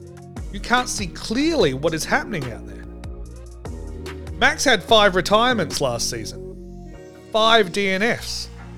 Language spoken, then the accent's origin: English; Australia; I'm a huge Mark Webber fan. All right, I'm Australian. We have to. It's the law.